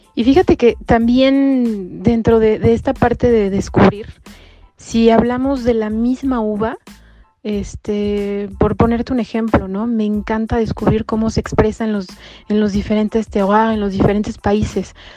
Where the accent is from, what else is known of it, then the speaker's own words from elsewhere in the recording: Mexico City, Mexico; moved away as an adult; now in Bordeaux, France; yo nací, yo nací en México, en la Ciudad de México, resido en la ciudad de Bordeaux, en Francia, desde hace cuatro años